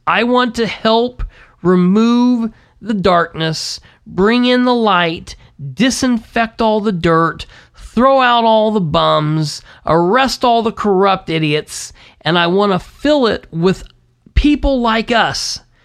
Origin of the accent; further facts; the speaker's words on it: United States; being an American